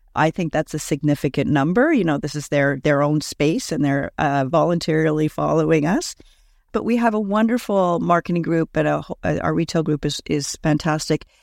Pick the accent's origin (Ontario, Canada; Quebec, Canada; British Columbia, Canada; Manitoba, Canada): Quebec, Canada; Montreal; also born or lived in West Coast; now in Toronto, Canada; I'm originally from Montreal, actually lived on the West Coast for a number of years, and then have been in Toronto for over twenty years now